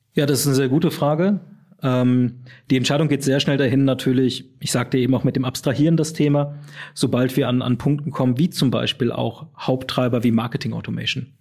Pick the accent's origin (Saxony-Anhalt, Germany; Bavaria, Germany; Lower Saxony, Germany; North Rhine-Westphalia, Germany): North Rhine-Westphalia, Germany; Düsseldorf; Wobei ich aus dem richtigen Rheinland komme, nämlich aus Düsseldorf.